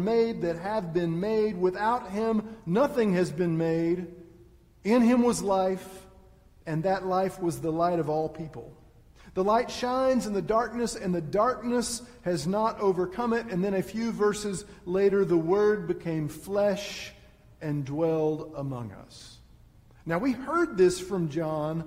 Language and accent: English; Texas, United States; moved away; I am from Texas